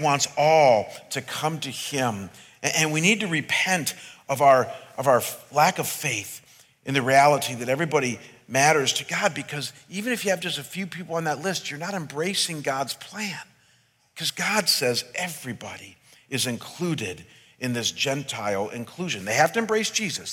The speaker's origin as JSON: {"language": "English", "town": "Cleveland", "region": "Ohio", "country": "United States", "tie": "born or raised there", "moved": "as an adult", "lives_now": "Scottsdale, United States", "said": "I was ministering back in my hometown for 6 years as the senior pastor of my home church"}